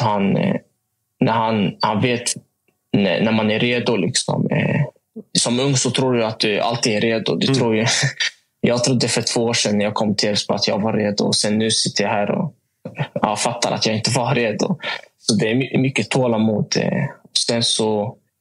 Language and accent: Swedish; Motala, Östergötland, Sweden; moved away; hemma i Motala